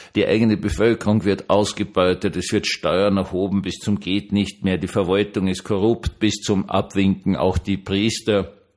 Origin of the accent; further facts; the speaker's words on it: Vienna, Austria; als Wiener